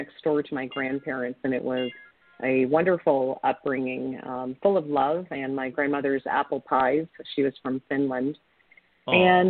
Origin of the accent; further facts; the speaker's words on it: Ontario, Canada; My family, I come from a family of immigrants, and I grew up in Ontario, Canada, on my grandfather's fruit orchard.